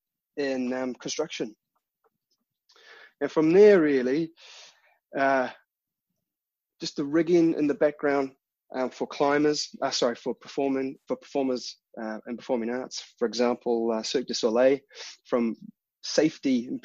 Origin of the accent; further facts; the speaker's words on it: Taranaki, New Zealand; moved away as an adult; now in Huddersfield, United Kingdom; I grew up in New Zealand. I grew up on a little dairy farm in Taranaki